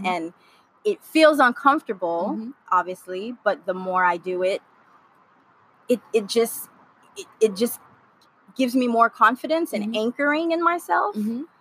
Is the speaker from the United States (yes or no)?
yes; Miami, Florida, United States; moved away as an adult; also born or lived in Haiti; now in Los Angeles, United States; I moved from Miami, Florida, where I grew up. Mm-hmm. Uh, originally born in Haiti, raised by Haitian parents